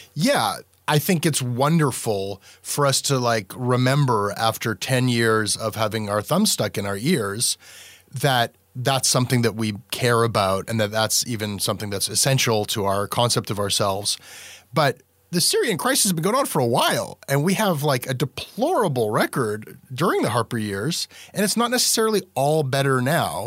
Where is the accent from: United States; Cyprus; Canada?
Canada; My whole sense of myself as a Canadian